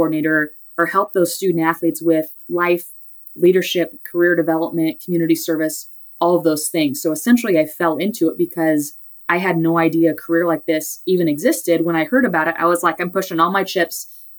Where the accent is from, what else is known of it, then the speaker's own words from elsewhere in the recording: Nebraska, United States; moved away as an adult; also born or lived in Wichita, Kansas; Growing up in Nebraska, was a huge Cornhuskers fan.